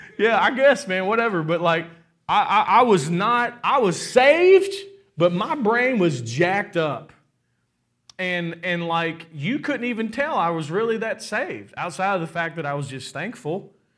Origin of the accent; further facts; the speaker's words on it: Kentucky, United States; We're from Kentucky